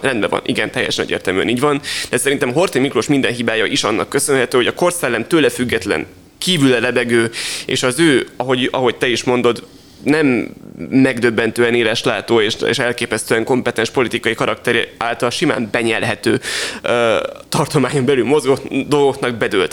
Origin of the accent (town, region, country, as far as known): Hungary